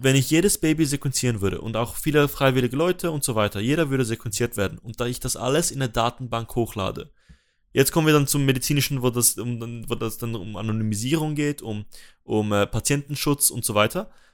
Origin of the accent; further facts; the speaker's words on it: Switzerland; dass ich als Schweizer